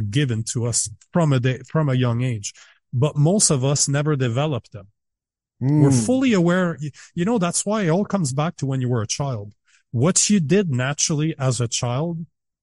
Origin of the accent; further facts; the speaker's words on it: Canada; as a Canadian